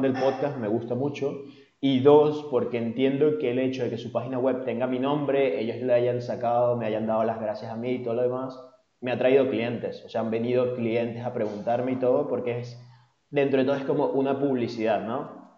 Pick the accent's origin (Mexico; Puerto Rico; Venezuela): Venezuela; now in Spain